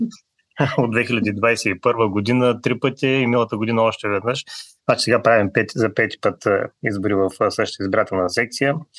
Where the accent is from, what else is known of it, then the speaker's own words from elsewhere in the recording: Bulgaria; now in New Zealand; Ние сме българи, носим си го българското в себе си